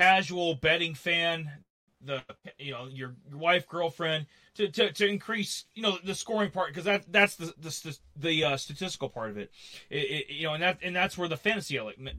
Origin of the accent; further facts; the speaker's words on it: Minnesota or South Dakota, Midwest, United States; I grew up in Minnesota or South Dakota